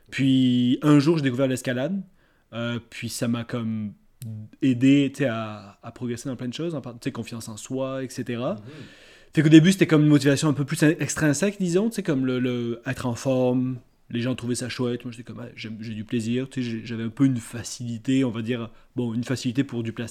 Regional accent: south of France, France; now in Canada; je viens du sud de la France. Ouais. Puis ça fait à peu près 6 ans, euh, quelque chose comme ça, 6-7 ans que j'habite, euh, que je suis au Québec.

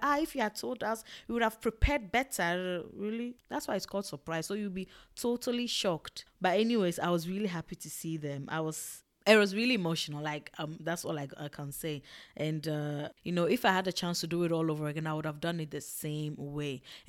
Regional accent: Ghana; also born or lived in Togo; Okay, I grew up in Ghana and in Togo. So I just saw my entire like childhood there.

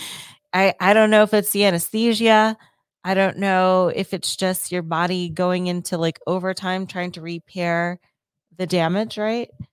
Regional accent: Ohio, United States; moved away; my home state of Ohio

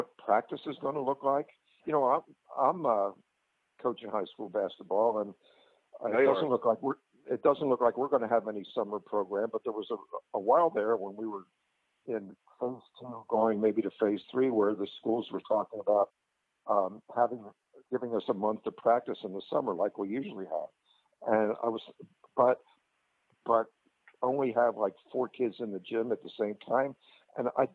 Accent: Philadelphia, Pennsylvania, United States; moved away; I grew up in Philadelphia, National League City

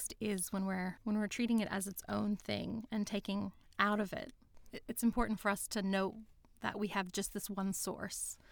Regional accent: United States; moved away as an adult; now in Sydney, Australia; I'm an American. I've lived in Sydney for the last 15 years.

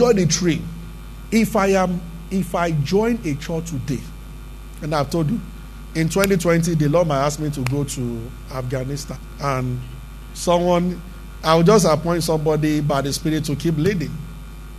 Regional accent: Abeokuta, Ogun State, Nigeria; we grew up together in Abeokuta.

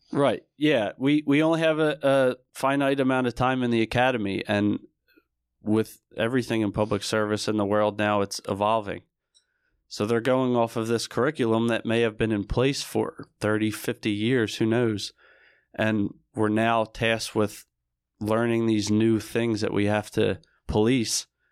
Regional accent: Barrington, New Jersey, United States; I grew up in Barrington, New Jersey, which is a small town, more specifically in Camden County.

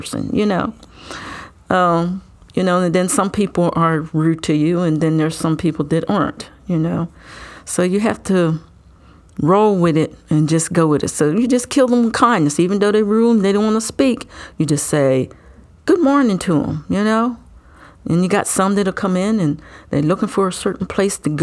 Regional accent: Delaware, United States; I was born and raised in Delaware, went to school here and graduated

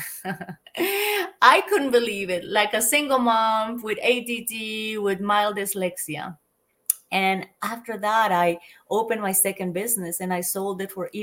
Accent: Colombia; moved away as an adult; also born or lived in United States / London, United Kingdom / Australia; I'm originally from Colombia, South America

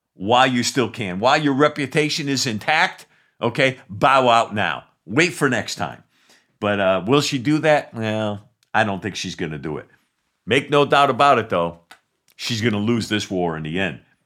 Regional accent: New England, United States; I love New Englanders. I'm from New England

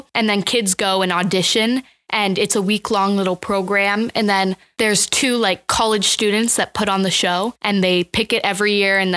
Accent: Gretna, Nebraska, United States; I'm from originally Gretna, Nebraska

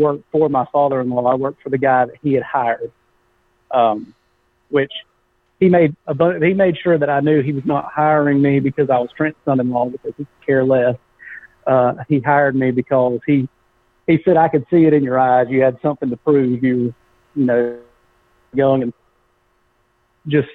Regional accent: Winter Garden, Florida, United States; moved away as an adult; also born or lived in Clermont, Florida / South Georgia; I grew up in Central Florida, in a small town called Winter Garden, just outside of Orlando. And then in high school, we moved to Claremont, Florida

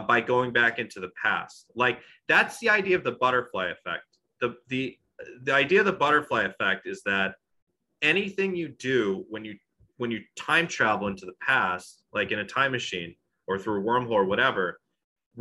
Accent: Long Island, New York, United States; I'm from Long Island

